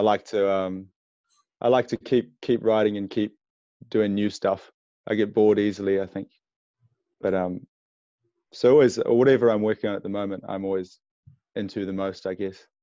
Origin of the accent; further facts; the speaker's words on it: Wellington, New Zealand; now in Napier, New Zealand; It's like four hours from Wellington, which is my hometown.